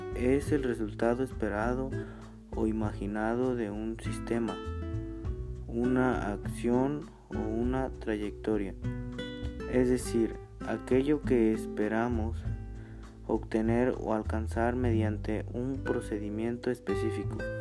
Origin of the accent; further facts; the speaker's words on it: San Miguel Xochitla, Igualtepec, Puebla, Mexico; Soy de San Miguel Sosutla, Gualtepe Puebla